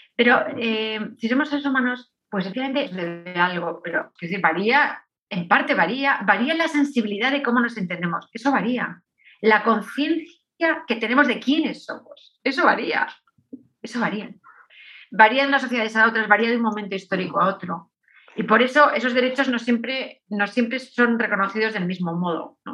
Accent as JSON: {"language": "Spanish", "country": "Spain", "said": "soy española"}